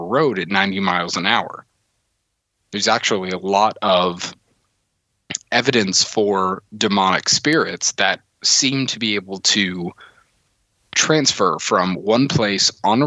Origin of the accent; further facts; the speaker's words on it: the South, United States; I grew up here in the South